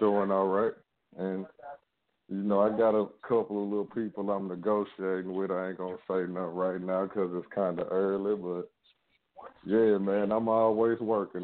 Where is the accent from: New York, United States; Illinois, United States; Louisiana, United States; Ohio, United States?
Louisiana, United States; Shreveport; also born or lived in Dallas, Texas; I'm from Shreveport, Louisiana, but I'm calling from Dallas, Texas